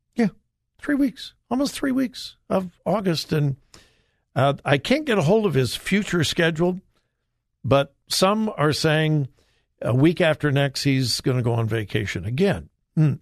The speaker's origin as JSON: {"language": "English", "town": "Los Angeles", "region": "California", "country": "United States", "tie": "born or raised there", "said": "Los Angeles, my hometown"}